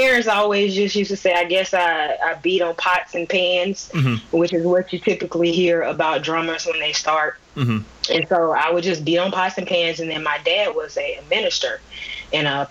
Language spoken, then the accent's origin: English; Birmingham, Alabama, United States; moved away as an adult; now in Atlanta, United States; I'm from Birmingham, Alabama. I currently live in Atlanta, Georgia